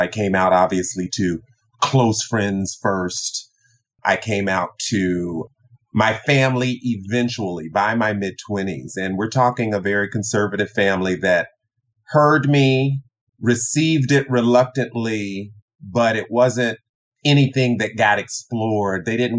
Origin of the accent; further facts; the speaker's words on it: the Bible Belt, United States; also born or lived in Tokyo, Japan; growing up in the Bible Belt, I am the son, I'm the youngest of three, I'm born in Tokyo, Japan, son of an Air Force Chief Master Sergeant